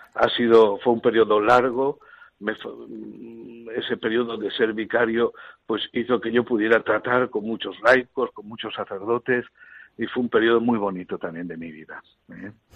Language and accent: Spanish; Elche, Valencian Community, Spain; moved away; mi parroquia y en mi pueblo, que es Elche